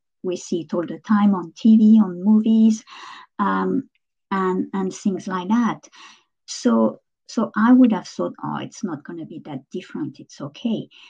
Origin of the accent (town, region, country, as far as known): France; English is a second language; moved away as an adult